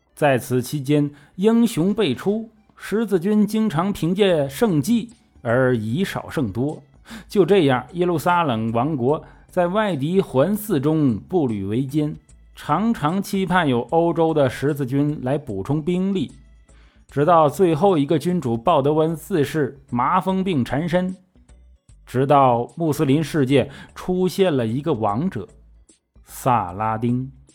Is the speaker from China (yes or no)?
yes; China; 这种行为在我们中国人，当然是理解不了了